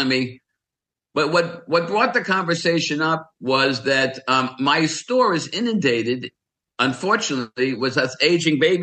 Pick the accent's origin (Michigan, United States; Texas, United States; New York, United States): New York, United States; growing up in New York